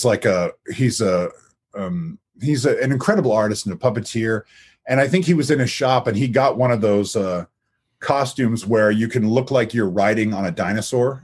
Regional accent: Lake Stevens, Washington, United States; also born or lived in Everett, Washington; I'm from Lake Stevens, Washington, but I was born in a town called Everett

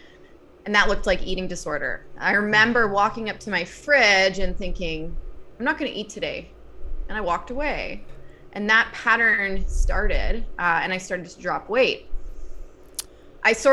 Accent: Northern Virginia, United States; I grew up in Northern Virginia, so outside of Washington, D.C.

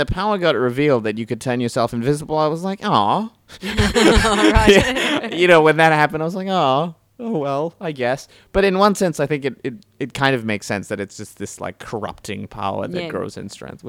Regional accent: New Zealand; now in Australia; I grew up in New Zealand

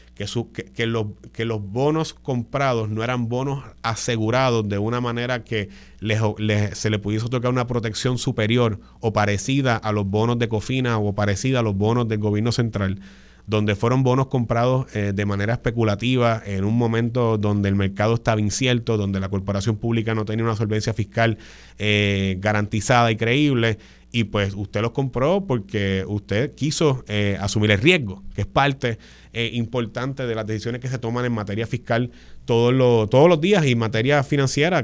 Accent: San Juan, Puerto Rico; en la zona metropolitana de San Juan, de donde yo vengo

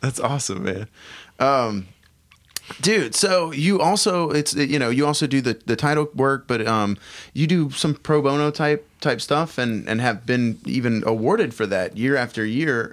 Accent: United States; being an American

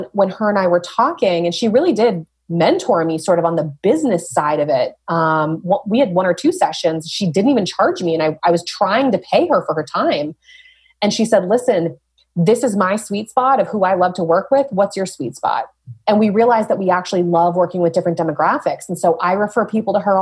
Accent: Dover, New Hampshire, United States; also born or lived in Portsmouth, New Hampshire; I grew up here. I was born in Portsmouth, grew up in Dover, went to UNH

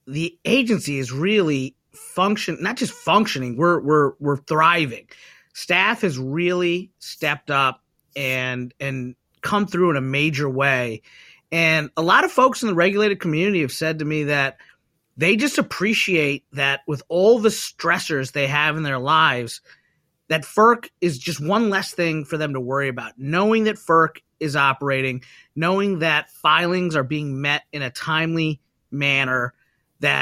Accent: Kentucky, United States; moved away as an adult; now in Washington, D.C., United States; my home state senator, Senator Mitch McConnell of Kentucky

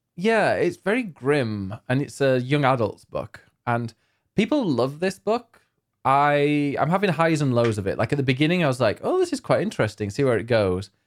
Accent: United Kingdom; we're very British

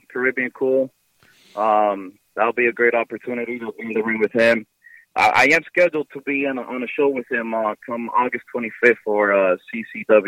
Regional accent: New York City, New York, United States; my hometown of New York City, in Washington Heights.

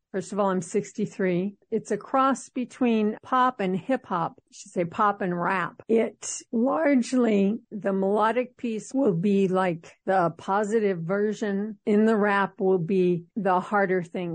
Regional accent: Los Angeles, California, United States; moved away as an adult; now in Seattle, United States; Even though I'm in Seattle for over 20 years, I was born in Los Angeles

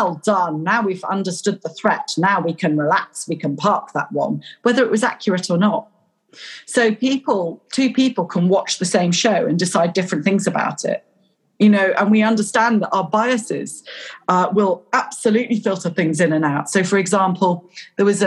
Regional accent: Pocklington, Yorkshire and the Humber, United Kingdom; I was born in Yorkshire. I was born in Pocklington.

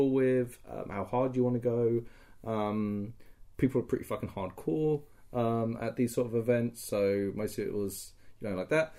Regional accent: United Kingdom; I'm British

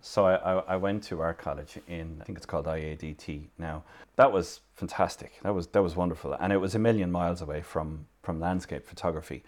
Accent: Limerick, Munster, Ireland; moved away as an adult; also born or lived in Dublin; now in Kerry, Ireland; I'm originally from Limerick City. I'm living here in Kerry for the best part of most of the last thirty years.

